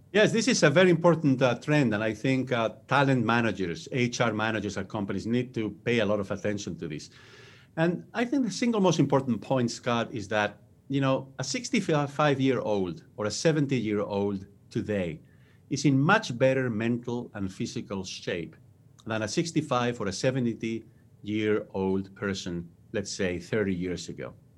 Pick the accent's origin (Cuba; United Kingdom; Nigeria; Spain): Spain; English is a second language; moved away as an adult; now in United States; I was born and raised in Spain. That's where my accent comes from.